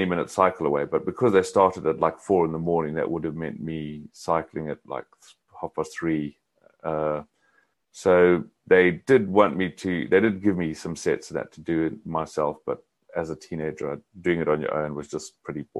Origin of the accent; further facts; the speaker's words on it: Zimbabwe; Growing up in Zimbabwe in Africa, I did a lot of sport